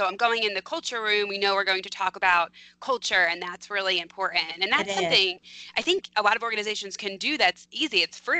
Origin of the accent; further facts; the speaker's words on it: Philadelphia, Pennsylvania, United States; I'm from Philadelphia